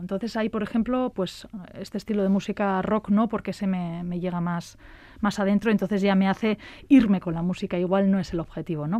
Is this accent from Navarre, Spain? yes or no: yes; Falces, Navarre, Spain; mi pueblo, en Navarra, en Falces